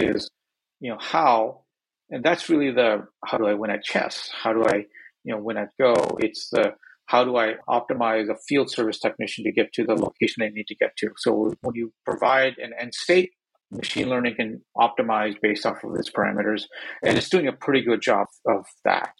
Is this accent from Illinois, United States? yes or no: no; Northeast Ohio, United States; now in Bay Area, United States; I grew up in Northeast Ohio